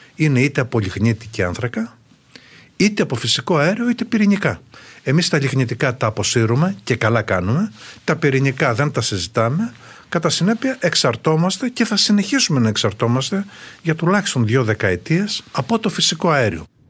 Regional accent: Greece

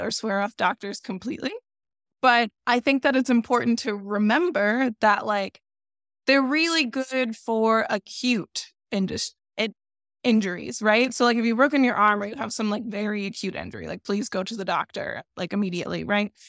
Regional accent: Florida, United States; I grew up in Florida

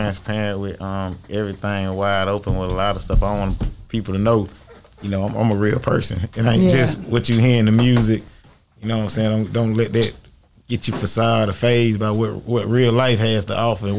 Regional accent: Atlanta, Georgia, United States; also born or lived in Miami, Florida; Born in Miami, Florida. Yeah. I was actually, you know, raised most of my life in Atlanta.

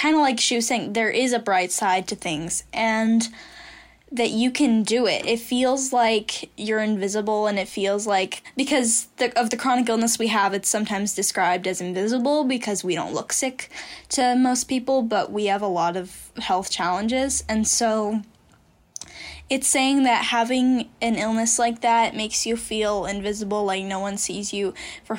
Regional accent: San Diego, California, United States; I'm showing her my hometown.

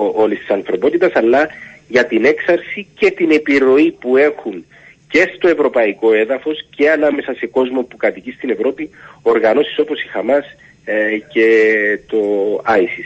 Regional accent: Cyprus; έρχομαι από την Κύπρο

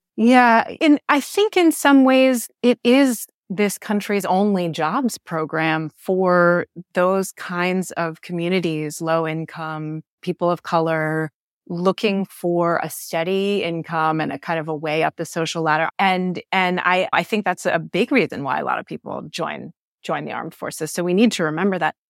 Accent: United States; as an American

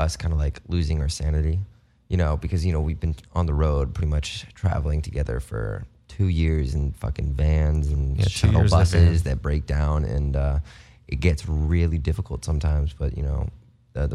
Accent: Las Vegas, Nevada, United States; we moved to Vegas when he was like 3 months old. So we grew up in Vegas.

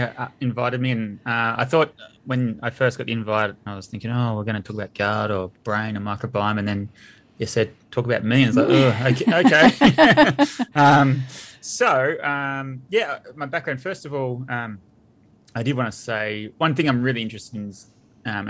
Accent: near Geelong, Victoria, Australia; I grew up out near Geelong in the country, so real sort of working class family

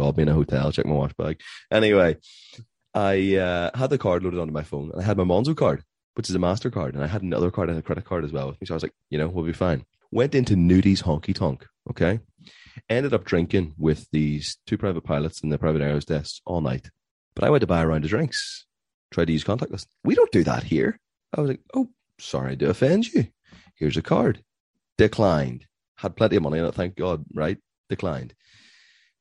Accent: Ireland; I'm Irish

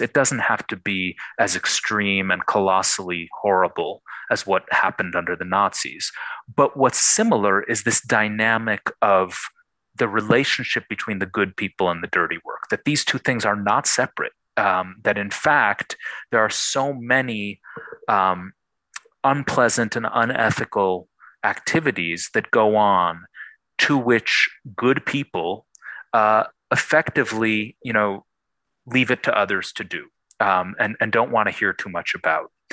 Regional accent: Buffalo, New York, United States; I grew up in Buffalo, New York

